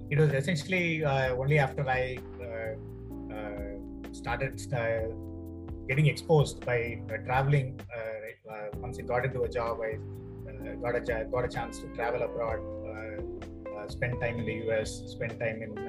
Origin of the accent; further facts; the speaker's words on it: Chennai, Tamil Nadu, India; I grew up in Chennai, right? I was born and uh, brought up pretty much in uh, Chennai